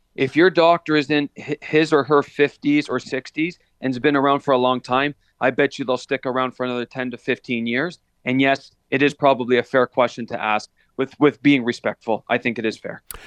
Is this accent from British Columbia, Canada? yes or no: no; Hamilton, Ontario, Canada; I was born and raised in Stony Creek, Hamilton area